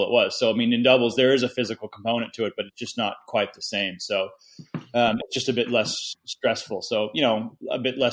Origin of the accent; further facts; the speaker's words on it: United States; being American